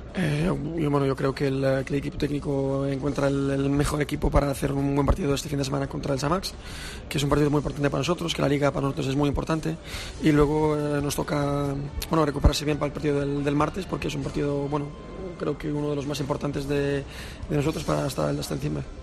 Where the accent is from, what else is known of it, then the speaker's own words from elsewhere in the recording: Switzerland; first language Spanish; nací, nací en Suiza, eh, pero la mayoría de mi familia está en Suiza. Pero hasta, bueno, hasta los siete años que no fui al al jardín de infancia estuve con mis padres hablando español